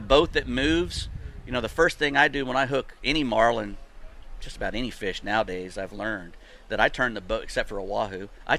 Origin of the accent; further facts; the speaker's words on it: Destin, Florida, United States; I grew up in Destin